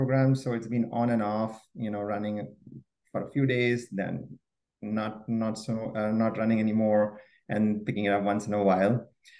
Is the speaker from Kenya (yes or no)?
no; Mumbai, Maharashtra, India; also born or lived in Kerala (ancestry); now in Edison, New Jersey, United States; I'm a Mallu, born and brought up in Mumbai, living in Edison, New Jersey.